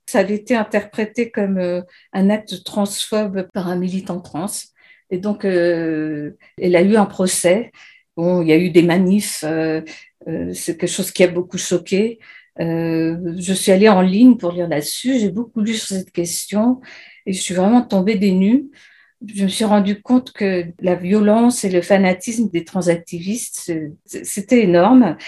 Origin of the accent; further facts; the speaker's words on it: France; also born or lived in Great Britain; now in United Kingdom; je suis française et j'habite en Grande-Bretagne